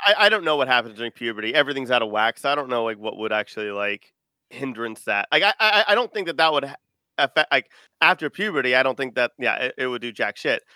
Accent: Texas, United States; I'm from Texas

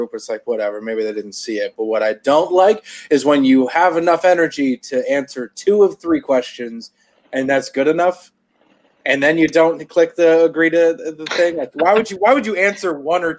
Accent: Canada; I'm Canadian.

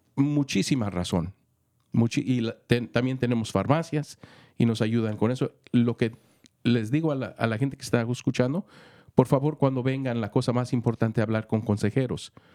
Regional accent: Mexico; also born or lived in Los Angeles, United States / Santa Clara, United States / Santa Cruz, United States / Michigan, United States; now in Marin County, United States; Soy mexicano, viví en Los Ángeles, estudié en Los Ángeles, fui a las escuelas eh, de secundaria en, en Santa Clara

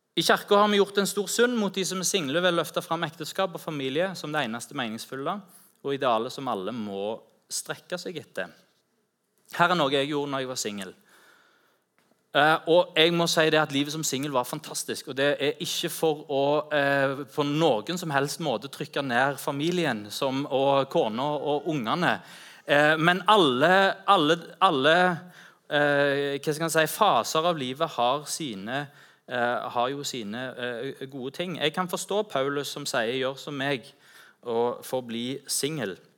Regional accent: Rogaland, Norway; also born or lived in Ganddal; så ta meg hjem til Rogaland

